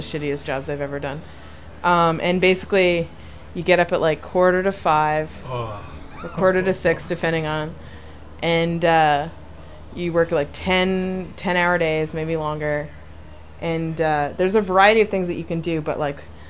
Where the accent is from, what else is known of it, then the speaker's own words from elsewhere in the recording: Quadra Island, British Columbia, Canada; I grew up on Quadra Island